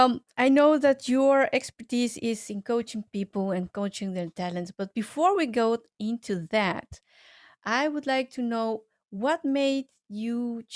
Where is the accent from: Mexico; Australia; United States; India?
Mexico; moved away; I come also from Mexico